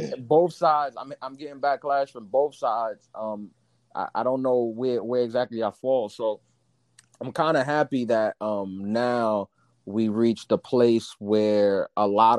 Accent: New York City, New York, United States; I'm of Dominican descent. I was born and raised in New York, but my parents are both Dominican, so I'm a Afro-Latino from New York City

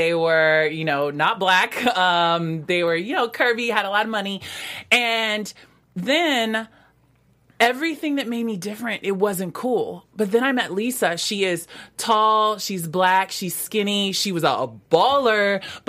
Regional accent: Pacific Northwest, United States; also born or lived in West Coast; I grew up on the West Coast, primarily in the Pacific Northwest, and there wasn't a lot of people there that looked like me.

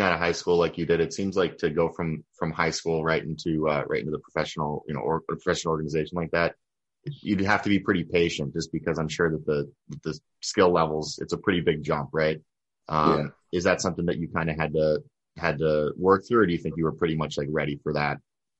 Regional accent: Chicago, Illinois, United States; Growing up in Chicago, being a White Sox fan, there's different kinds of fans out there, right?

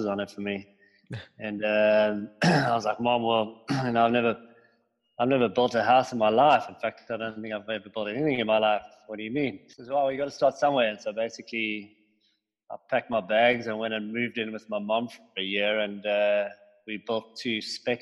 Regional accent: Cape Town, Western Cape, South Africa; also born or lived in Johannesburg; I am from Cape Town in South Africa. My family moved down here when I was 1 year old from Johannesburg. And we grew up pretty much on the beach

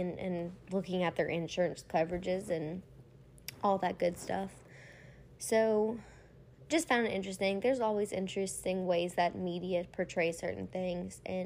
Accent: between Baton Rouge and New Orleans, Louisiana, United States; growing up in Louisiana, you know, I've been here through Katrina, Rita, Gustav, like, you name it, I've been here. I grew up pretty much halfway in between Baton Rouge and New Orleans

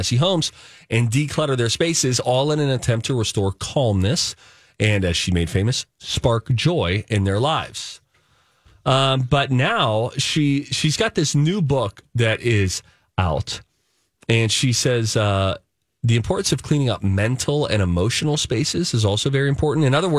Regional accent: Chaska, Minnesota, United States; And I'm from Chaska, and our beloved Melissa Peterman says Chaska.

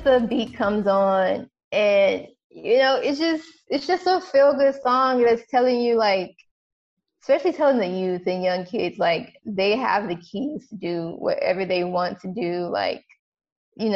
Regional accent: United States; being an American

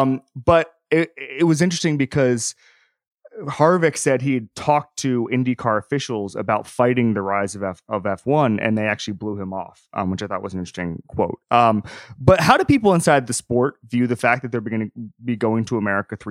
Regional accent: Florida, United States; growing up in Florida, 45 minutes from Daytona

